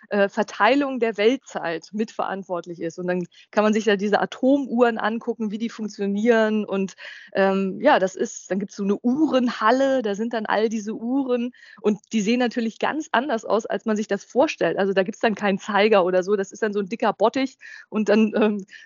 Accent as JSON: {"language": "German", "town": "Hanover", "region": "Lower Saxony", "country": "Germany", "said": "Ich genau. als Hannoveraner"}